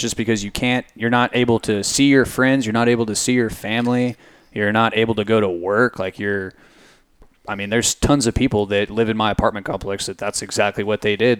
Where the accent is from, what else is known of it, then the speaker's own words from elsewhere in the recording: Midland, Texas, United States; also born or lived in Fort Worth; I'm a city kid through and through. I grew up in city in Midland, was in Fort Worth, moved out here